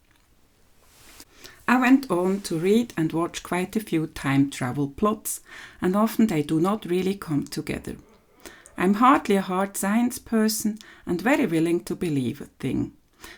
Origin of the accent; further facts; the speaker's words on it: Switzerland; from Switzerland